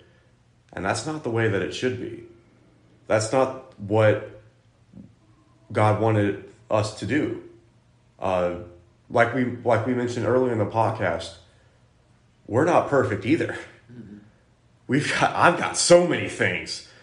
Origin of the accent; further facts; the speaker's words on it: United States; I'm American and not Greek